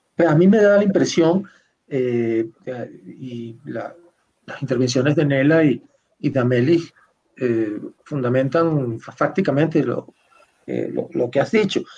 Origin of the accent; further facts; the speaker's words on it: Venezuela; mi país